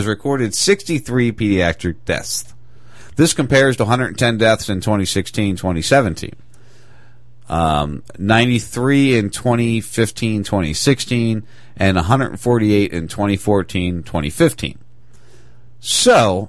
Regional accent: United States; also born or lived in New Jersey; I grew up outside Philly

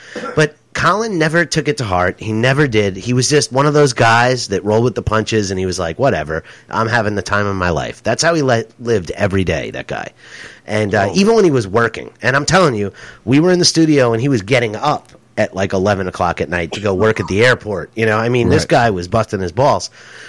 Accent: New York City, New York, United States; most of my relatives are off the boat from Ireland, actually, and I actually grew up in the household with my two grandparents on my father's side, with strong Irish brogues in Queens, New York, and Woodside, which was a big Irish neighborhood.

